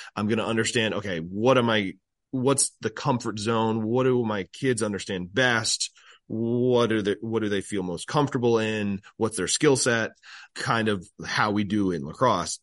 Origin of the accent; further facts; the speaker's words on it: Burlington, Vermont, United States; moved away as an adult; now in Maryland, United States; growing up in Burlington